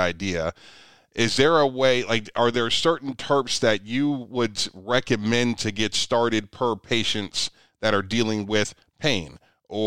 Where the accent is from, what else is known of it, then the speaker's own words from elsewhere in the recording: Ohio, United States; I'm from Ohio